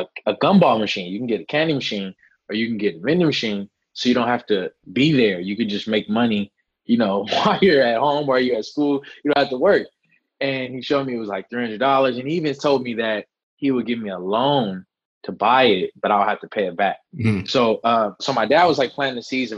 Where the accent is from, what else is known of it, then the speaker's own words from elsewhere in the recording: Los Angeles, California, United States; I'm born and raised in Los Angeles. I'm born and raised near Pico and Fairfax in a neighborhood called Faircrest Heights